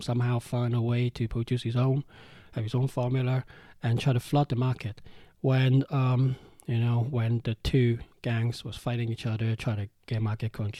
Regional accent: Hong Kong; I'm from Hong Kong, we're used to gangsters

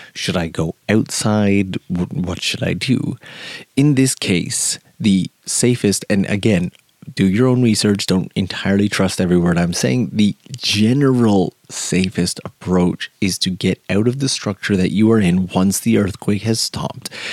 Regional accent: Canada; now in Japan; I'm from Canada

